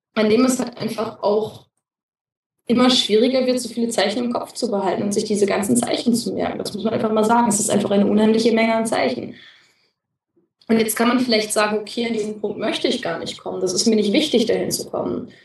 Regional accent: Germany; als Deutsche

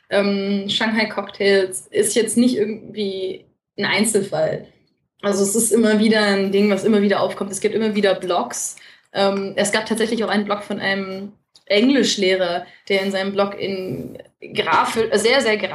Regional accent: Netherlands; ich als Holländer, ich kenne Holländer und Türken

